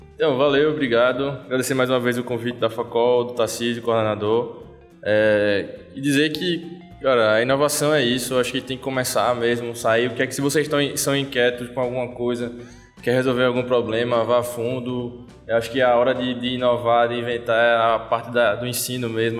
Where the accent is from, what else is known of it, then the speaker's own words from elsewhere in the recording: Vitória de Santo Antão, Pernambuco, Brazil; moved away as an adult; now in Recife, Brazil; eu sou de Vitória. É, sempre é bom voltar para a terra. Mas já tô, em Recife há cerca de seis anos